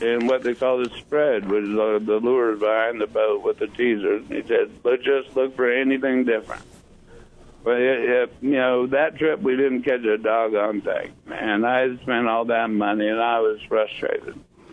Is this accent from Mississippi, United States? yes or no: no; Puget Sound, Washington, United States; moved away; also born or lived in San Diego; growing up on Puget Sound and the West Coast as a kid, fishing for salmon and trout